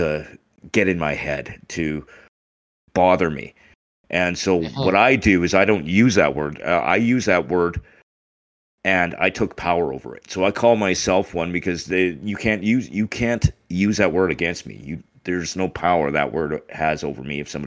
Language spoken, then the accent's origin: English; Taber, Alberta, Canada; also born or lived in Winnipeg, Manitoba; So actually, I was born in Winnipeg. Both my parents were originally from Winnipeg. When I was about 6 years old, we moved, and we've been in Alberta ever since. I grew up in Tabor.